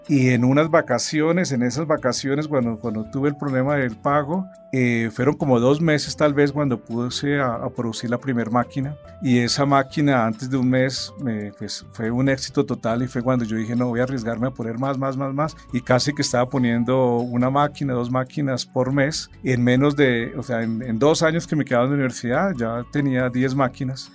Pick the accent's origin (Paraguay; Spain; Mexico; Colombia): Colombia; uno como colombiano, como emprendedor